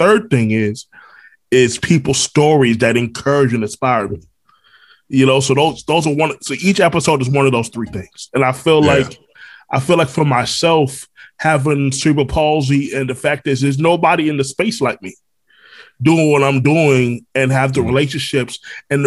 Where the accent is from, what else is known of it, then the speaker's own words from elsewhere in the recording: Florida, United States; also born or lived in Brooklyn, New York; I was born in New York, born in Brooklyn. All my family's still there. But I grew up here in Florida.